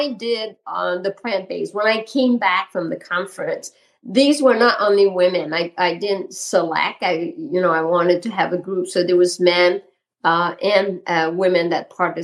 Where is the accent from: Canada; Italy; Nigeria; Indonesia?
Canada; Quebec; accent: Quebec; moved away as an adult; now in Vermont, United States; my accent is from Quebec. So I'm French Canadian, and I've been in Vermont now for 28 years